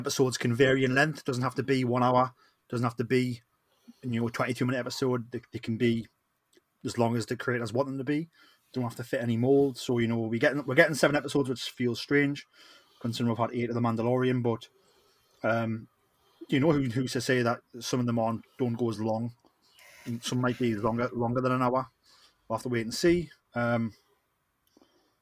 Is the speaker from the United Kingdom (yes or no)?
yes; Geordie, North East England, United Kingdom